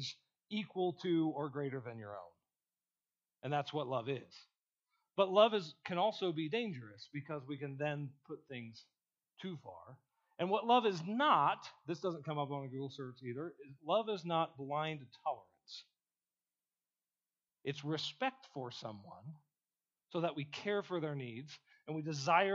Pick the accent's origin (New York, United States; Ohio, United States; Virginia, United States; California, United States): Ohio, United States; moved away as an adult; I grew up in Ohio and I grew up on a farm.